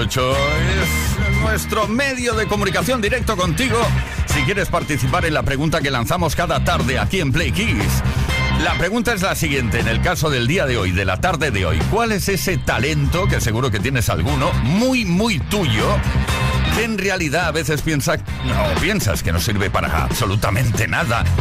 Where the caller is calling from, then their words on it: Barcelona, Catalonia, Spain; de Barcelona.